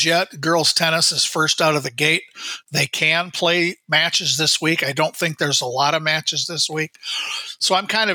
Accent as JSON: {"language": "English", "region": "Iowa", "country": "United States", "moved": "yes", "lives_now": "Minnesota, United States", "said": "We're both originally from Iowa"}